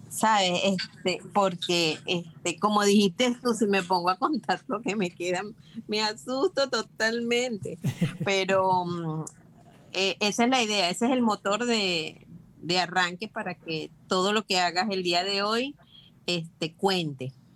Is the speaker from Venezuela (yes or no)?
yes; Venezuela; moved away as an adult; now in Panama; yo soy venezolana y emigré a Panamá